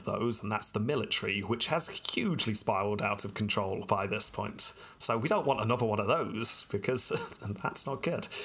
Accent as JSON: {"language": "English", "country": "United Kingdom", "said": "being British here"}